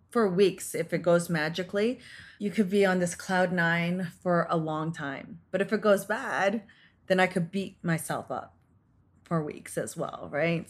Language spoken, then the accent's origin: English; Canada; I was born and raised in Canada